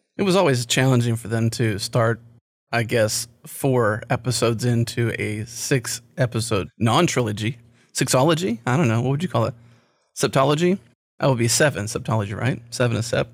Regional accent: United States; I'm American

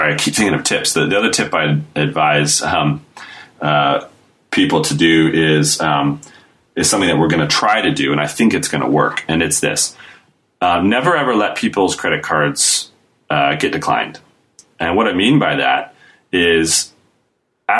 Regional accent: United States; now in United Kingdom; I'm American, but I live in the UK

